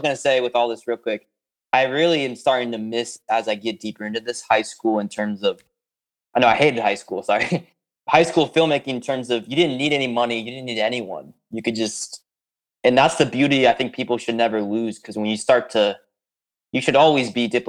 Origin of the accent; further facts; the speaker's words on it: Tampa, Florida, United States; I'm from Tampa